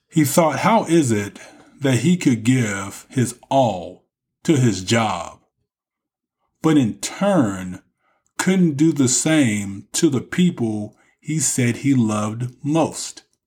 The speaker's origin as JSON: {"language": "English", "region": "Texas", "country": "United States", "tie": "born or raised there", "said": "from right here in my home state of Texas"}